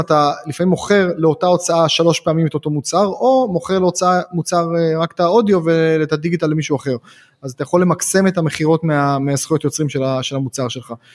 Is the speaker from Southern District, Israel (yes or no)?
no; Haifa, Haifa District, Israel; כשהייתי ילד בן 6-7 אז הייתי חיפאי